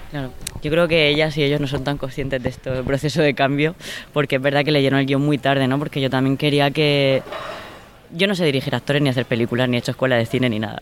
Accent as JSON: {"language": "Spanish", "town": "Orihuela", "region": "Valencian Community", "country": "Spain", "tie": "born or raised there", "moved": "yes", "said": "mi pueblo, en Orihuela, en la Vega Baja del Segura"}